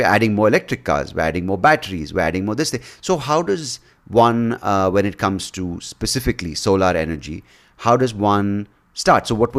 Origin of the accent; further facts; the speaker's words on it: Bangalore, Karnataka, India; I grew up in Bangalore. Of course, it's exploded in size with wealth or with disparity at the same time.